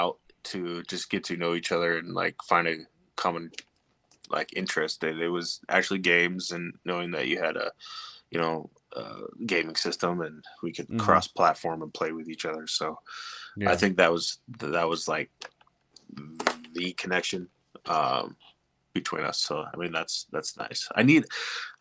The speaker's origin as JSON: {"language": "English", "region": "Montana", "country": "United States", "moved": "yes", "lives_now": "Colorado, United States", "said": "I'm originally from Montana, but I, lived here for about almost 7 years now here in Colorado."}